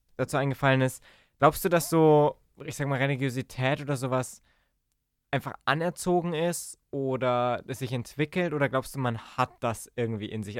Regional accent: Germany

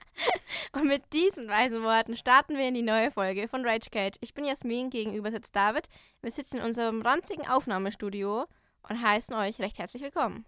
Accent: Hopfenland, Bavaria, Germany; ich komme ja aus dem Hopfenland

